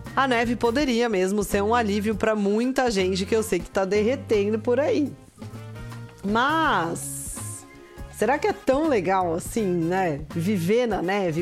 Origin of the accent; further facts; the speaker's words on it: Brazil; moved away; como somos brasileiros